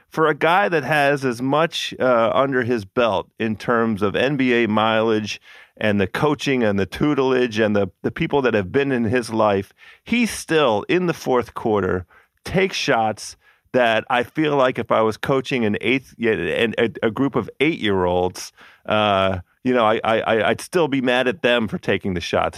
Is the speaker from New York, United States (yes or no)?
no; Washington, District of Columbia, United States; born or raised there